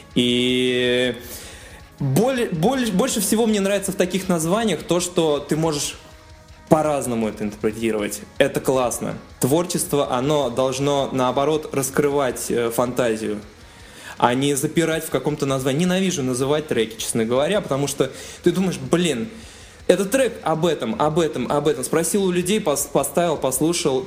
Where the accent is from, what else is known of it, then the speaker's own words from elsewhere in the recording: Sterlitamak, Bashkortostan, Russia; Я из Телетамака